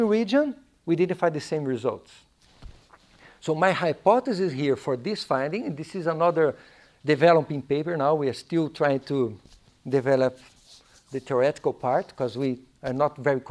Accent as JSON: {"language": "English", "town": "Curitiba", "region": "Paraná", "country": "Brazil", "tie": "born or raised there", "second_language": "English", "moved": "yes", "said": "Curitiba, my hometown"}